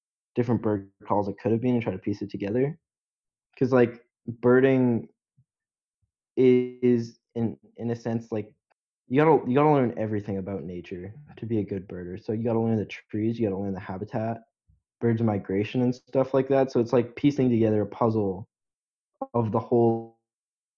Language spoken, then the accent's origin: English; Canada; as a Canadian